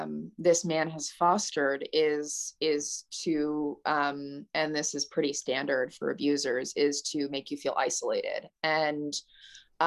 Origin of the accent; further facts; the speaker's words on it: Southern California, United States; I was raised in Southern California